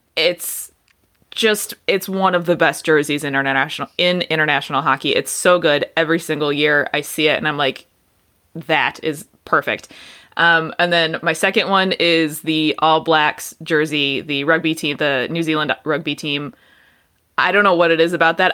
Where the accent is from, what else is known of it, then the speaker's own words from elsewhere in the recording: Detroit, Michigan, United States; I grew up in Detroit